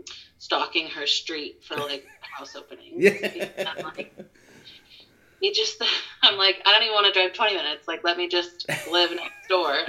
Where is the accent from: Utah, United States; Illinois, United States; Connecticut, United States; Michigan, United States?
Connecticut, United States; also born or lived in North Carolina; I went back to Connecticut, which is where I was originally from, and I started working actually in my hometown.